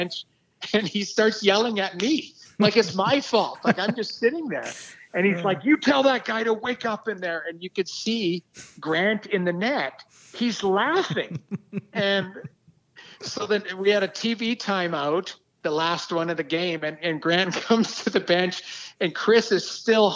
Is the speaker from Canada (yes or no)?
yes; St. Albert, Alberta, Canada; moved away as an adult; also born or lived in Lethbridge, Alberta; I grew up in Alberta, played junior in Lethbridge, grew up in the Edmonton area.